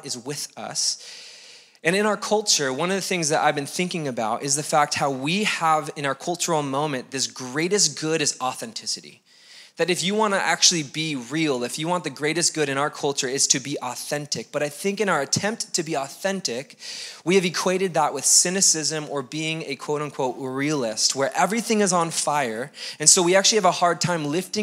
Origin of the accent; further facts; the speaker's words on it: United States; we're American